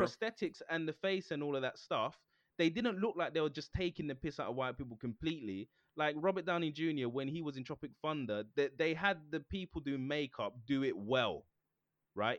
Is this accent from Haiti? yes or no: no; Jamaica; me being Jamaican